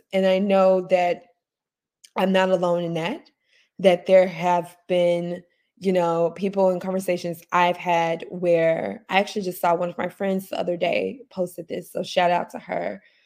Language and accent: English; Memphis, Tennessee, United States; moved away; I am recording this morning from my hometown, uh, Memphis, Tennessee.